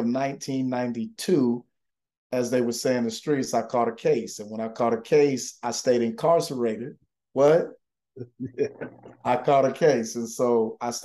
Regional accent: Atlanta, Georgia, United States; moved away as an adult; also born or lived in Freeport, Illinois / Texas; I was born in Freeport, Illinois, spent the majority of my life in Atlanta, Georgia.

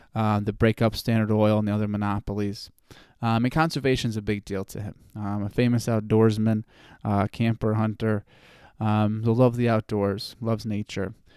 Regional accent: United States

